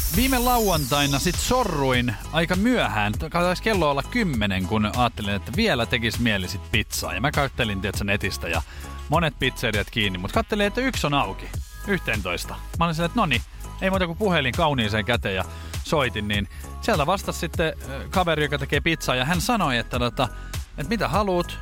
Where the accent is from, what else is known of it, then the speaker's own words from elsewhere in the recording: Espoo, Uusimaa, Finland; mä oon Espoosta kotoisin